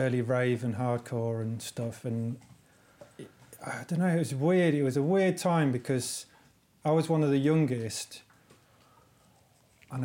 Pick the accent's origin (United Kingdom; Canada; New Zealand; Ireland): United Kingdom; England; born or raised there; also born or lived in Lilongwe, Malawi